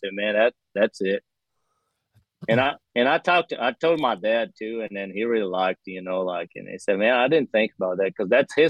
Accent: Brazil; English is a second language; moved away as an adult; now in United States; my hometown, it's like the coffee there is really, really famous in Brazil

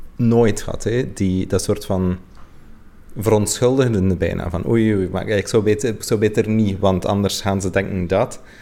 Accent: West Flanders, Belgium; ik ben misschien uit West-Vlaanderen

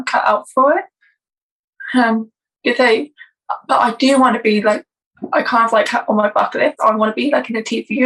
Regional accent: England, United Kingdom; I'm from England, so school in England was absolutely awful.

